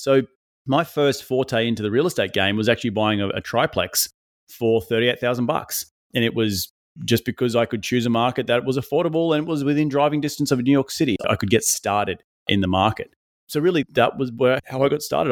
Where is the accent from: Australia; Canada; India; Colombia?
Australia; moved away as an adult; now in United States; Originally from Australia